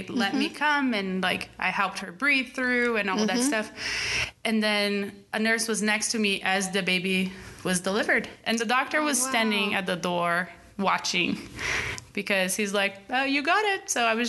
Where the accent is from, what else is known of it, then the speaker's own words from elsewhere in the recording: Brazil; So born and raised in Brazil, my parents are Brazilians.